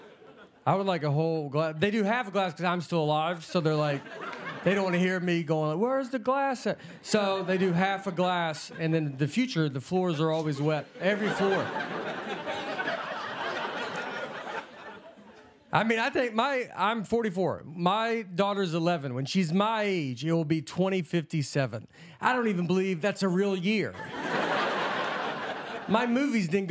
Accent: Tennessee, United States; I'm from Tennessee.

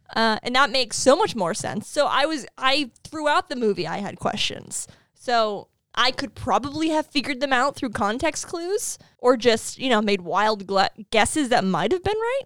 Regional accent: New England, United States; as a New Englander, as someone who was born and raised in New England

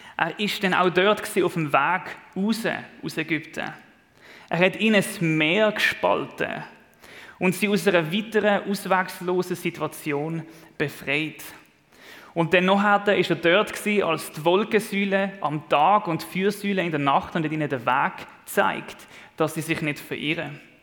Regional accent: Switzerland; als Schweizer

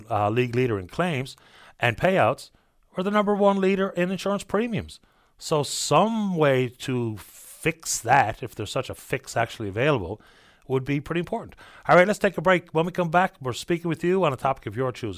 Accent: Canada

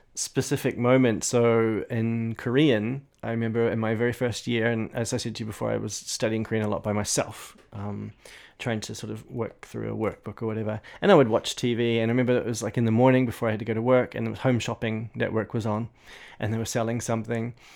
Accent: New Zealand; accent: New Zealand; in my New Zealand accent

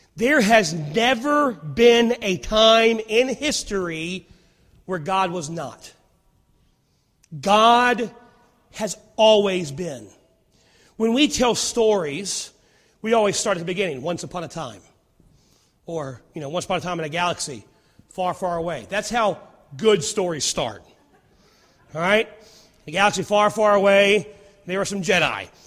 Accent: Rustburg, Virginia, United States; I grew up in Rustburg, and I remember when I was a kid, we had one stoplight

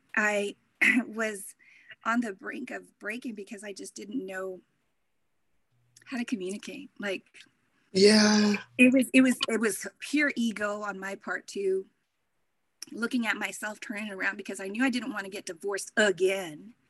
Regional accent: Corpus Christi, Texas, United States; now in Anchorage, United States; originally I'm from Corpus Christi, Texas.

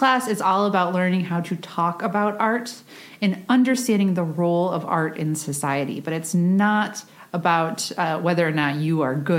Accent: Michigan, United States; born there; So I was born in Michigan and I've moved many places since then.

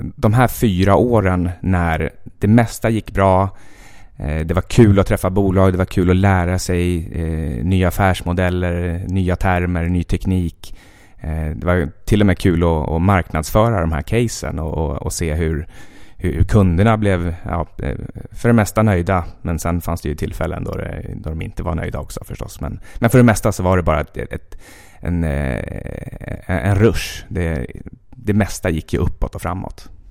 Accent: Västerås, Västmanland, Sweden; moved away as an adult; also born or lived in Jukkasjärvi / Stockholm; jag är född i Jukkasjärvi, precis där ishotellet numera ligger. Eh, och eh, sen uppvuxen i princip i Västerås

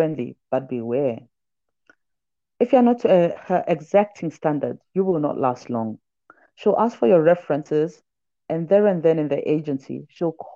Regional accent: Zambia; also born or lived in Johannesburg, South Africa; now in Nairobi, Kenya; I was born in Zambia. My dad is South African. My mom is Zimbabwean. And now I stay in Nairobi when I'm not in Joburg or other African cities.

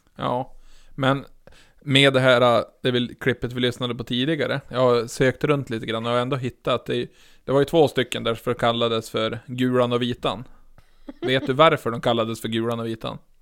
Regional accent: outside Umeå, Västerbotten County, Sweden; ifall jag säger till någon vart jag är ifrån, då säger jag ju ja, utanför Umeå

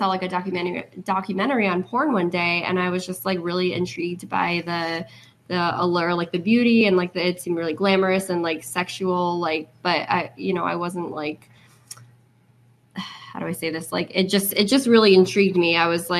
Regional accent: Plattsburgh, New York, United States; Born and raised in Plattsburgh, New York, which is an hour south of here. It's a little teeny tiny farm town.

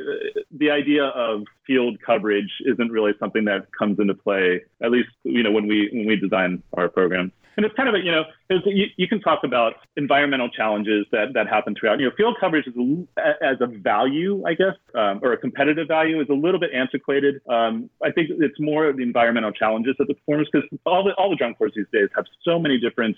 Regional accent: Dayton, Ohio, United States; my hometown of Dayton

